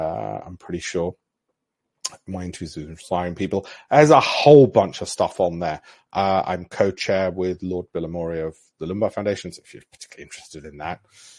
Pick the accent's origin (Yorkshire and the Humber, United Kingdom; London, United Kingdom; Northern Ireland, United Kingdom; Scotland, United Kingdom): Yorkshire and the Humber, United Kingdom; Armley; I grew up in Armley with no silver spoon, but I don't want those other people who can't afford all this to be left out.